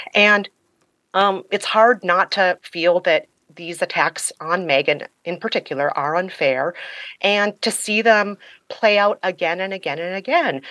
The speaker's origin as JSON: {"language": "English", "country": "United States", "said": "as an American"}